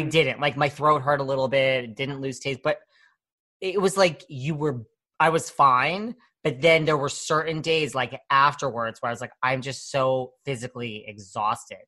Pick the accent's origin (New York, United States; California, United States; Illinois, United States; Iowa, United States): New York, United States; I'm from New York